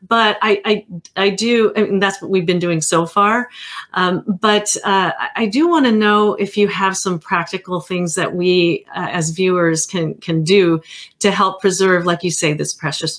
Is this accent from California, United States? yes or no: yes; California, United States; moved away; you learn those things when you're growing up in California, especially.